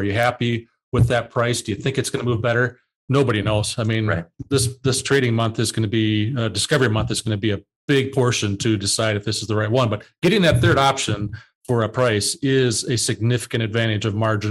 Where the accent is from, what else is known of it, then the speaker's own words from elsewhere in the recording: Southern Minnesota, United States; I'm from Southern Minnesota